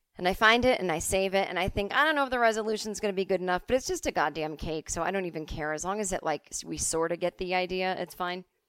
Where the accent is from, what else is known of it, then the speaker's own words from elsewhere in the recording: East Coast, United States; moved away; as kids growing up on the East Coast